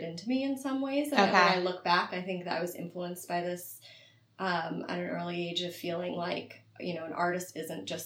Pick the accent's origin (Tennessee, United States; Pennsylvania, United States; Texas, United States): Pennsylvania, United States; Philadelphia; now in San Francisco, United States; So I grew up in Chestnut Hill, which is in Philadelphia